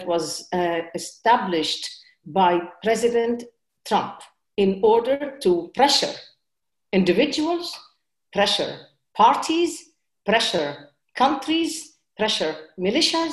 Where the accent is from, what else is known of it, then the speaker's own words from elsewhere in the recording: Lebanon; moved away; also born or lived in United States; I'm an American and I'm a Lebanese